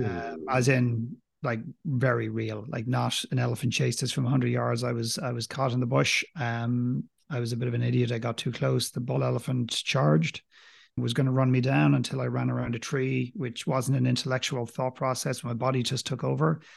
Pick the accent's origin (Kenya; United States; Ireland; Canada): Ireland; accent: Irish; I don't have a very strong accent. I'm clearly Irish